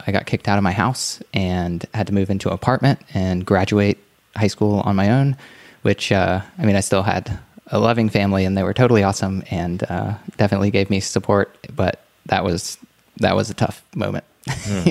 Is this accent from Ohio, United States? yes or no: yes; Ohio, United States; also born or lived in Gulf Coast of Florida; I grew up mostly in Ohio and on the Gulf Coast of Florida.